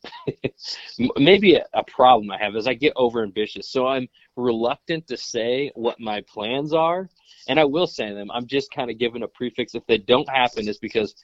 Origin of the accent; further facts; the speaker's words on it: Indiana, United States; I'm from Indiana